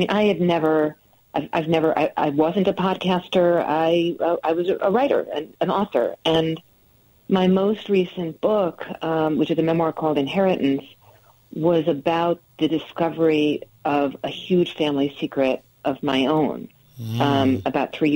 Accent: New Jersey, United States; also born or lived in New York City; now in Connecticut, United States; I grew up in New Jersey

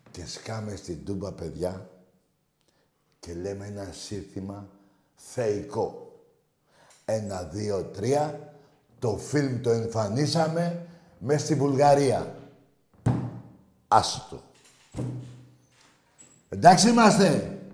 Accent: Piraeus, Attica, Greece; γιατί το άλλο που είμαστε κάποιοι από τον Πειραιά ε, λίγο είναι

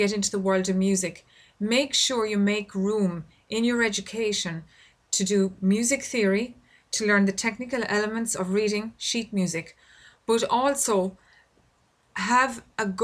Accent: Ireland; I record this podcast here in my home country of Ireland

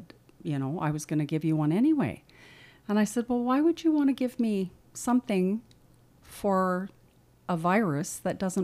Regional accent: Saskatchewan, Canada; moved away as an adult; now in Medicine Hat, Canada; I was raised in Saskatchewan, and I moved to Medicine Hat 28

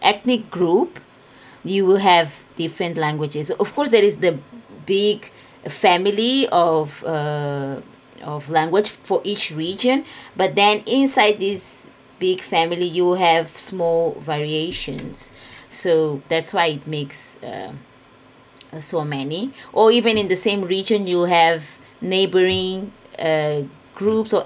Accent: Mozambique; first language Portuguese; English is a second language; moved away as an adult; also born or lived in China / Japan; I am from Mozambique

